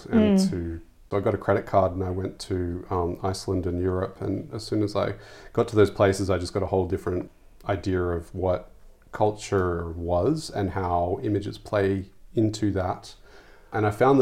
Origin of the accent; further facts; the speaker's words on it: Sydney, New South Wales, Australia; moved away; I grew up in Sydney, in the suburbs of Sydney